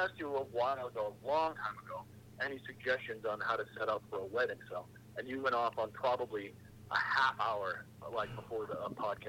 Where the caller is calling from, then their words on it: Massachusetts, United States; I'm calling from Massachusetts.